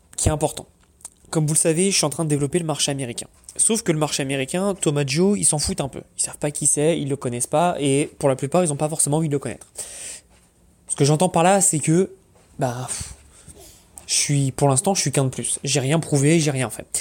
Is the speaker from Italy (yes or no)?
no; Paris, Île-de-France, France; now in United States; je viens de Paris